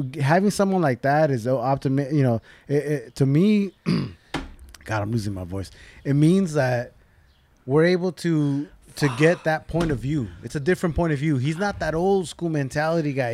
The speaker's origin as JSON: {"language": "English", "town": "Covina", "region": "California", "country": "United States", "tie": "born or raised there", "said": "I grew up in Covina"}